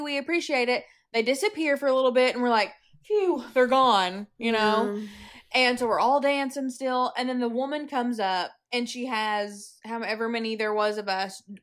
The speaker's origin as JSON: {"language": "English", "region": "Missouri", "country": "United States", "said": "We're from Missouri"}